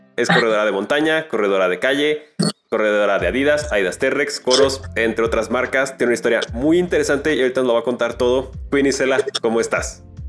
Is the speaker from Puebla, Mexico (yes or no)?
no; León, Guanajuato, Mexico